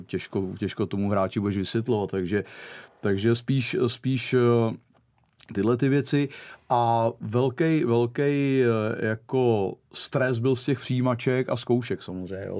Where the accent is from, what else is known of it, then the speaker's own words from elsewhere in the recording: Czechia; moved away as an adult; also born or lived in Portugal; nevyzrálej 24-letý floutek jako z Čech